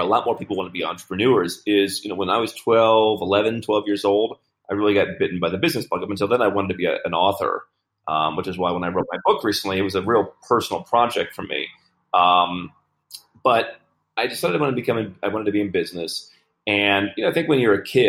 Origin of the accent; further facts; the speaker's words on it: United States; moved away; I grew up in the United States